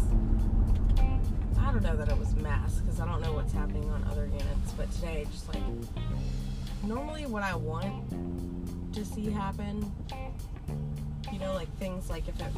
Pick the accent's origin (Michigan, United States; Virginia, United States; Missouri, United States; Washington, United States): Virginia, United States; Richmond; I'm born and raised in Richmond